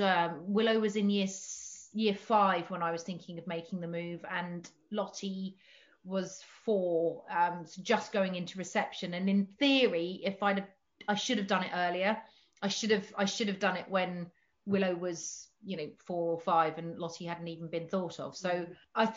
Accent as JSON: {"language": "English", "area": "just outside of Portsmouth", "region": "South East England", "country": "United Kingdom", "tie": "born or raised there", "moved": "yes", "lives_now": "North Devon, United Kingdom", "said": "I grew up in just outside of Portsmouth"}